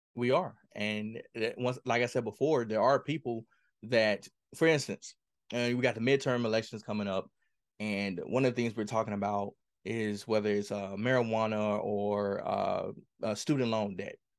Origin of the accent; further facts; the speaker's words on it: Mississippi, United States; I grew up in Kilmarnock, Mississippi